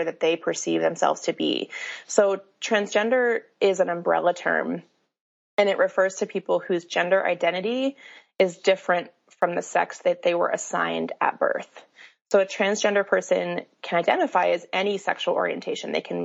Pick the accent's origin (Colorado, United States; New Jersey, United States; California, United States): Colorado, United States; now in Salt Lake City, United States; I grew up in Colorado and have moved around quite a bit